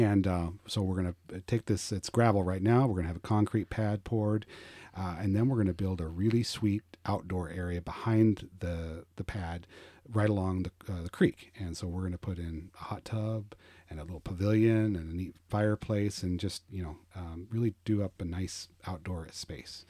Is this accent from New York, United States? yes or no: no; Colorado, United States; moved away as an adult; also born or lived in Roswell, Georgia / Blue Ridge, Georgia; now in Georgia, United States; I am originally from Colorado